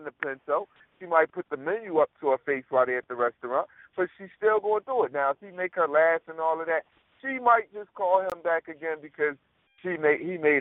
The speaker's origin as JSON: {"language": "English", "town": "Philadelphia", "region": "Pennsylvania", "country": "United States", "said": "I'm from North Philly"}